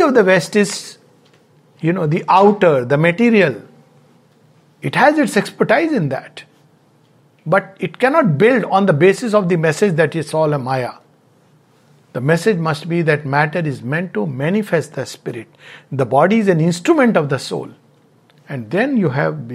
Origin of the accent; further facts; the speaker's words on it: India; being an Indian